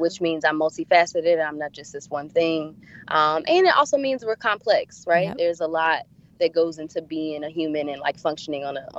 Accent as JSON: {"language": "English", "region": "Tennessee", "country": "United States", "lives_now": "Charlotte, United States", "said": "I am originally from Tennessee, but I'm a military brat, so I've moved a few places. And like I mentioned, now I'm located in Charlotte, North Carolina."}